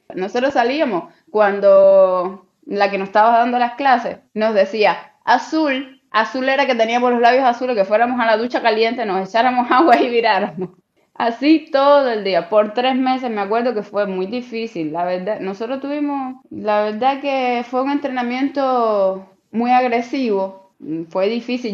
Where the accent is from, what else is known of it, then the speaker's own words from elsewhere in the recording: Cuba; moved away as an adult; now in China; siendo cubana al fin